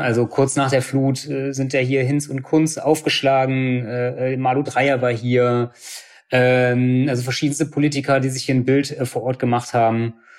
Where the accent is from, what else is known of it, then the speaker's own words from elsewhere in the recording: Bad Neuenahr-Ahrweiler, Rhineland-Palatinate, Germany; also born or lived in Cologne; Also ich bin in Bad Neuenahr geboren äh, und bin hier aufgewachsen